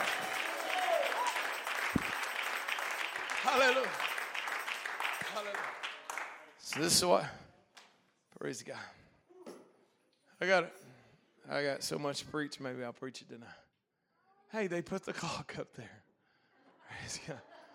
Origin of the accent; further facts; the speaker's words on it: Hot Springs, Arkansas, United States; I'm from Hot Springs.